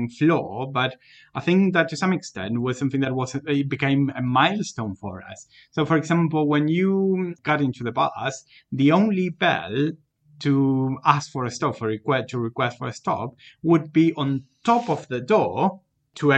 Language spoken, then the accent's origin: English; Rosario, Santa Fe, Argentina; moved away as an adult; now in United Kingdom; riding the bus back in my hometown of Rosario